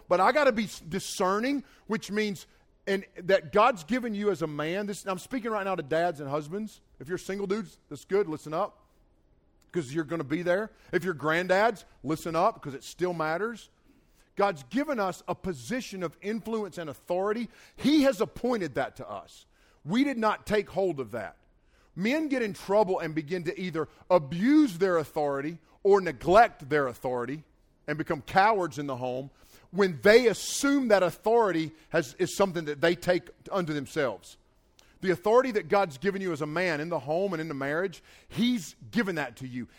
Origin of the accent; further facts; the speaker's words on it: Nantahala River, Nantahala Lake, North Carolina, United States; I grew up swimming in the Nantahala River and the Nantahala Lake